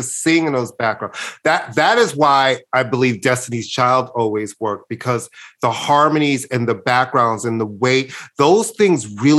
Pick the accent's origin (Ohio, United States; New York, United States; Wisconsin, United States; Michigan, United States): New York, United States; Brooklyn; I guess de facto, because I was born in Brooklyn and I'm from New York.